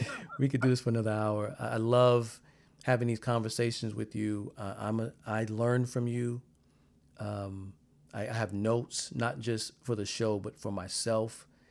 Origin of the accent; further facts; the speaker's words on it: South Carolina, United States; where I'm from in South Carolina